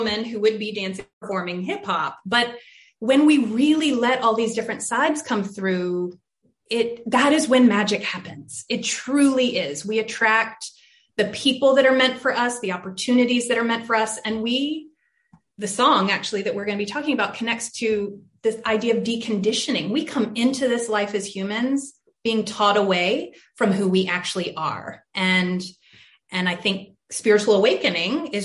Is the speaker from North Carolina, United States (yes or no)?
yes; Charlotte, North Carolina, United States; I had a really diverse schooling growing up in Charlotte